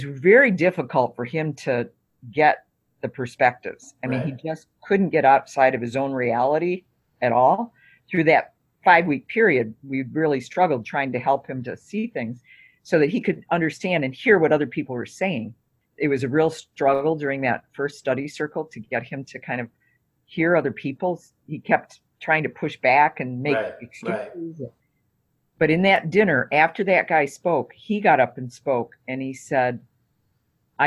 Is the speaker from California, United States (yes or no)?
no; Detroit, Michigan, United States; moved away as an adult; now in Wisconsin, United States; I grew up with it in Detroit